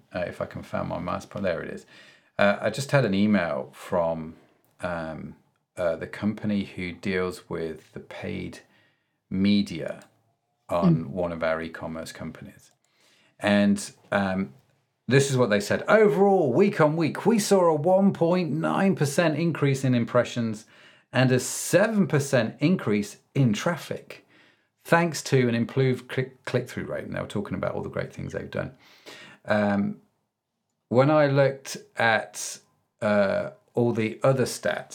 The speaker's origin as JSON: {"language": "English", "country": "United Kingdom", "said": "being a Brit myself."}